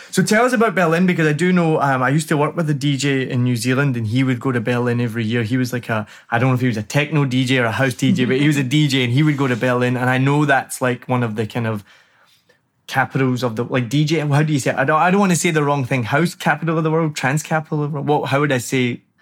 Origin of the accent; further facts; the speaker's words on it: Glasgow, Scotland, United Kingdom; I'm from Glasgow, and we we had a really good scene as well. So when I was growing up, as I said, I was mostly into kind of indie rock and roll music